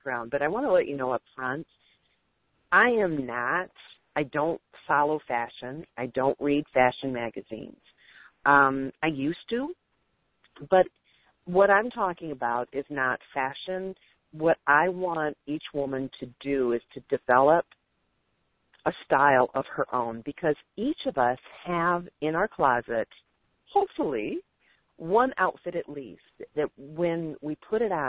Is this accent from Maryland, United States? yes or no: no; Detroit, Michigan, United States; now in Dallas, United States; I'm from the Detroit area. I live just north of Detroit. I grew up there. I'm in Dallas now